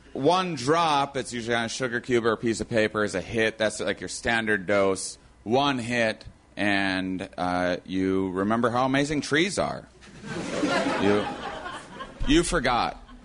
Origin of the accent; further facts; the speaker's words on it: La Crosse, Wisconsin, United States; my hometown of La Crosse, Wisconsin, on the border of Minnesota and Iowa.